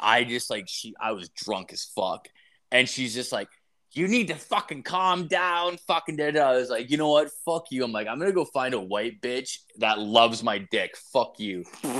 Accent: Ireland; And I'm not a ginger. I'm Irish.

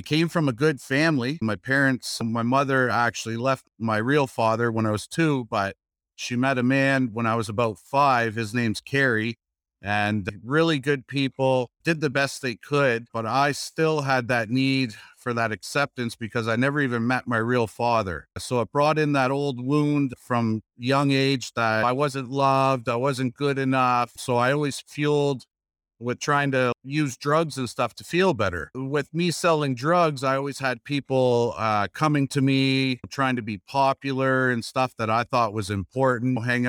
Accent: Kitchener, Ontario, Canada; I grew up in Kitchener, Ontario.

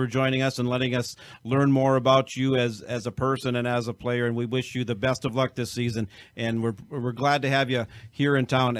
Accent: Hayward, Wisconsin, United States; I'm from Hayward

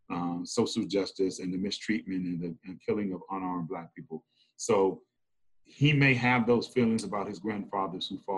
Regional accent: Memphis, Tennessee, United States; moved away as an adult; also born or lived in Massachusetts; No, I grew up in Memphis. Memphis, okay, Memphis. Born and raised in Memphis, Tennessee

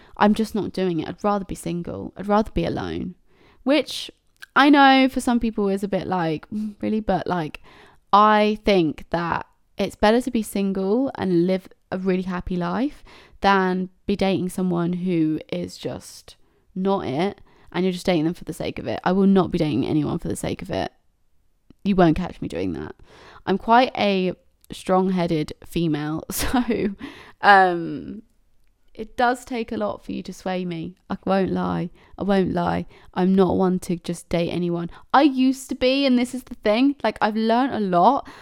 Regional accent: Cambridge, East of England, United Kingdom; I'm from Cambridge

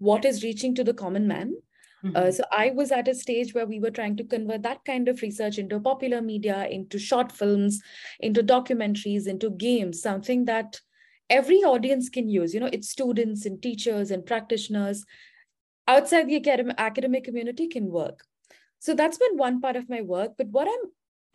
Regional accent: India; moved away as an adult; now in United States; am from India. I think I'm based at, I'm based in the US now.

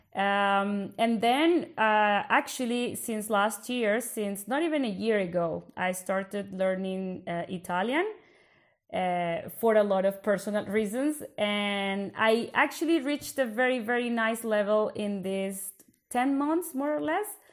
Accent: Bogota, Bogotá Capital District, Colombia; accent: Colombian Spanish; first language Spanish; English is a second language; moved away as an adult; now in Belgium; I actually come from Colombia in South America, from the capital, which is Bogota.

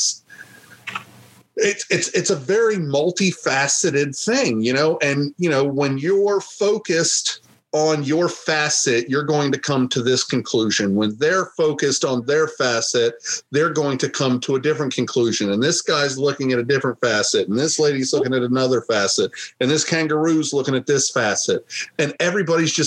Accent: United States; as an American

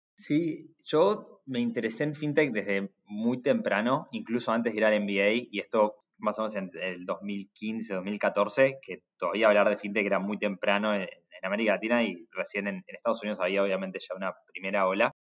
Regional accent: Buenos Aires, Argentina; Crecí en Buenos Aires alrededor del mundo de importación y exportación

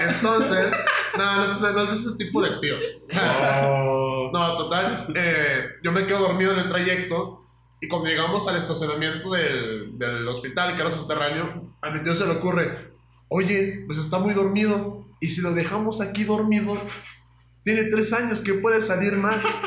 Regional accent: Aguascalientes, Mexico; Yo soy de Aguascalientes

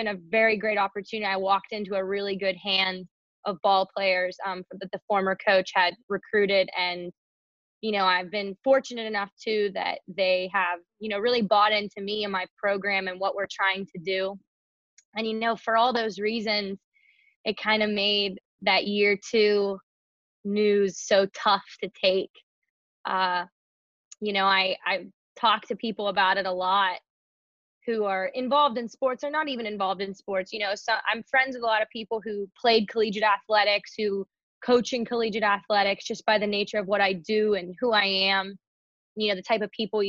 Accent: Pittsburgh, Pennsylvania, United States; moved away as an adult; now in New York, United States; I'm from Pittsburgh, PA

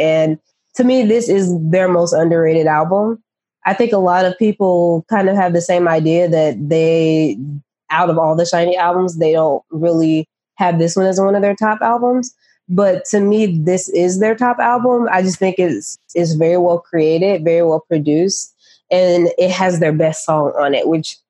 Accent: England, United Kingdom; But I'm English.

